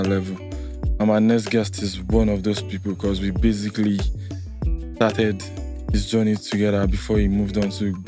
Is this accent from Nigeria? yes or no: yes; Nigeria; that was where we were from